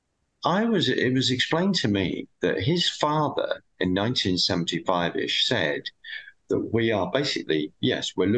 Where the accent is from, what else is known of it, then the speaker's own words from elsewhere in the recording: United Kingdom; being a Brit